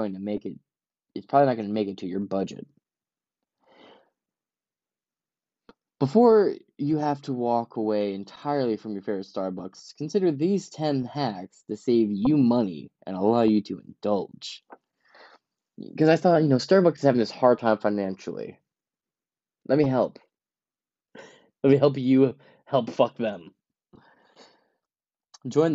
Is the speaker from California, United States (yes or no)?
no; Ypsilanti, Michigan, United States; I'm from Ipsy.